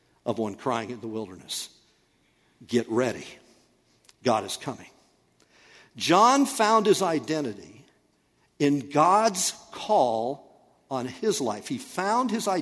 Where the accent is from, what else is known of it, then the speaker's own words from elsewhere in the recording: United States; we, as American people